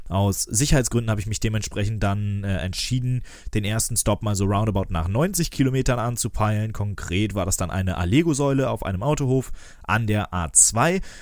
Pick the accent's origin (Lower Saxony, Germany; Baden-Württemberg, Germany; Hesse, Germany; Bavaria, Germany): Lower Saxony, Germany; bei uns in Niedersachsen